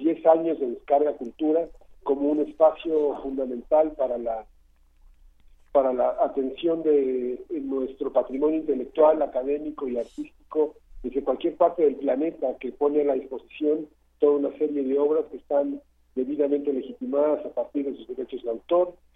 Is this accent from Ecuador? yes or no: no; Mexico; como mexicanos